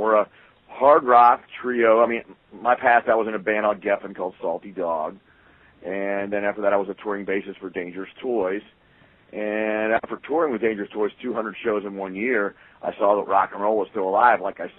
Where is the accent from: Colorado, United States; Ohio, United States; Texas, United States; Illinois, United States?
Ohio, United States; Columbus; also born or lived in Los Angeles, California; Yeah, I'm from Columbus originally.